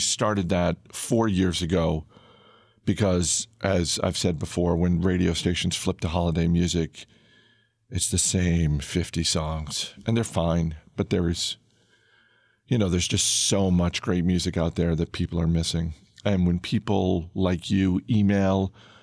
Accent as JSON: {"language": "English", "region": "Maine", "country": "United States", "tie": "born or raised there", "said": "I grew up in Maine"}